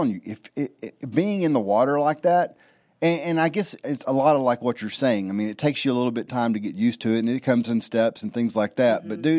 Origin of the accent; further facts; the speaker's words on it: Southeast Texas, United States; I grew up in Southeast Texas, and you know, in the Gulf of Mexico, basically. We were about 15 minutes from the beach on the Gulf of Mexico